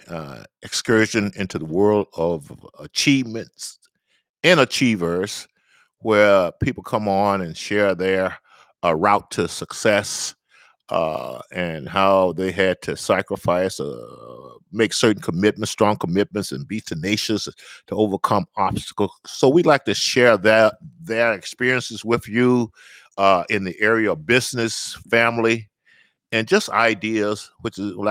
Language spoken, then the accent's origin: English; the South, Southern United States, United States; I'm a Southerner